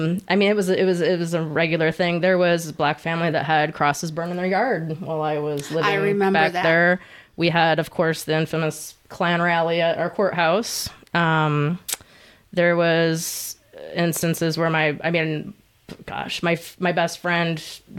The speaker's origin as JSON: {"language": "English", "town": "Howell", "region": "Michigan", "country": "United States", "tie": "born or raised there", "lives_now": "Hartland, United States", "said": "I grew up in Howell"}